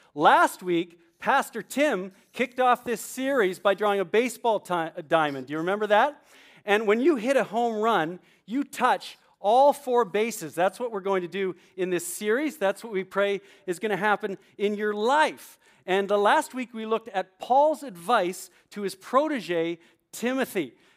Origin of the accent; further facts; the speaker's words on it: Canada; also born or lived in New Brunswick, New Jersey; now in New Jersey, United States; growing up in Canada, I played hockey.